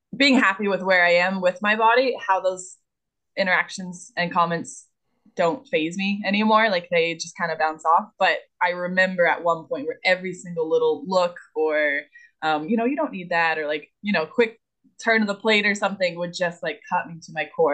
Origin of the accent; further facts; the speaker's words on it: the South, United States; I'm from the South